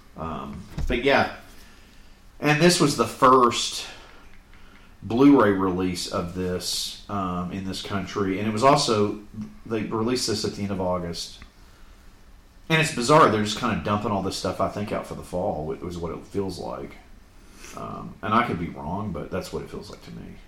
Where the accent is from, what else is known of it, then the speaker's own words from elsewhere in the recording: Florida, United States; growing up in Florida